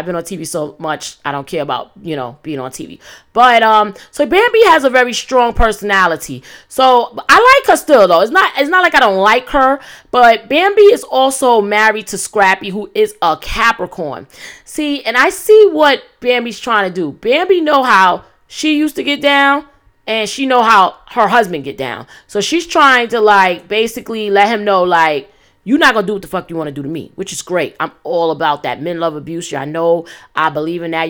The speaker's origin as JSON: {"language": "English", "town": "New York City", "region": "New York", "country": "United States", "tie": "born or raised there", "said": "I'm from East New York, Brooklyn, you know, born in the eighties, raised in the nineties"}